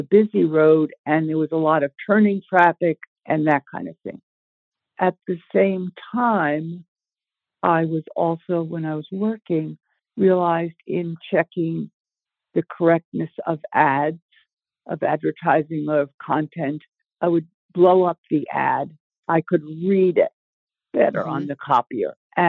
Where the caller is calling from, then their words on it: near Portland, southern Maine, United States; I'm calling from Maine. I live in southern Maine, not too far outside of Portland. I am 80 years old as of May this year